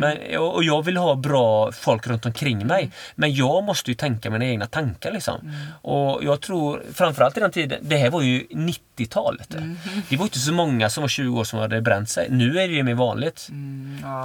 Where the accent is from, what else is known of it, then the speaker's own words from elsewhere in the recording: Öckerö, Västra Götaland, Sweden; moved away; där jag är född, eh, på Öckerö, mm. liksom, det är liksom fiskare och sådär.